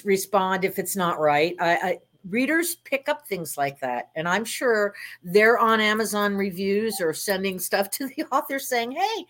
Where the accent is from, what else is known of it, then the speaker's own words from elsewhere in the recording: Miami, Florida, United States; I grew up in Miami. We had plenty of, you know, cocaine cowboys over there and everything else.